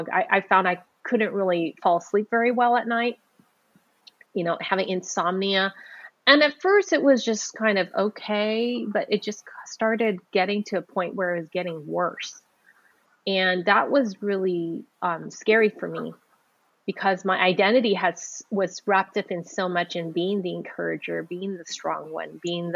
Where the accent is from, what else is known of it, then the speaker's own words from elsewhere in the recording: San Francisco, California, United States; I was born in San Francisco Chinatown